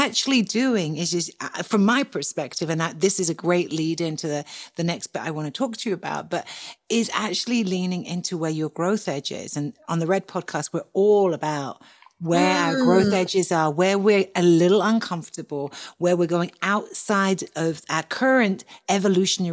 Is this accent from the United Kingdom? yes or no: yes; England, United Kingdom; accent: English